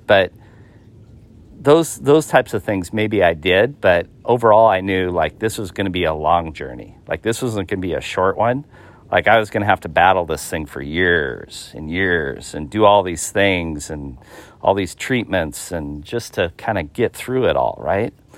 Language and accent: English; Seattle, Washington, United States; I'm from the Washington State area, um, the Seattle, Greater Seattle area